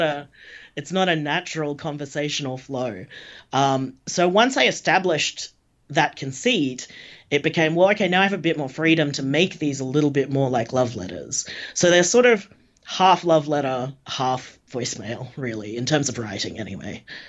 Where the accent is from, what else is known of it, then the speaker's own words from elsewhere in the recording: Australia; I'm Australian.